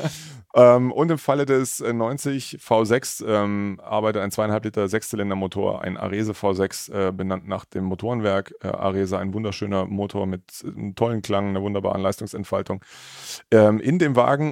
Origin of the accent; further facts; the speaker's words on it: Mittleres Taubertal, Baden-Württemberg, Germany; irgendwie bin ich da in der Region groß geworden